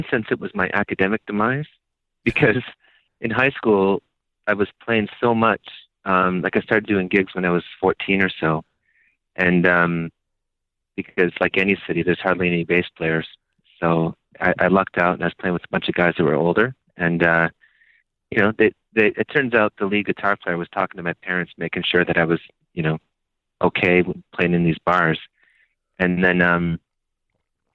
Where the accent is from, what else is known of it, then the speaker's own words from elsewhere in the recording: outside Toronto, Ontario, Canada; moved away as an adult; also born or lived in Rochester, New York / New York City; now in United States; I'm originally from a city outside of Toronto, Ontario, Canada. And I was there until I was about 25.